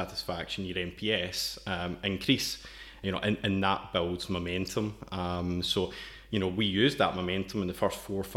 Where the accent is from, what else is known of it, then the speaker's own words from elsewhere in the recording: Scotland, United Kingdom; accent: Scottish; moved away as an adult; now in Brno, Czech Republic; From the accent, you can tell I'm originally from Scotland